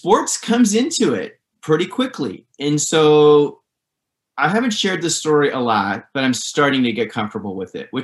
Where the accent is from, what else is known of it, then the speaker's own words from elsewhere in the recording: Santa Barbara, California, United States; now in Los Angeles, United States; I'm a surfer from Santa Barbara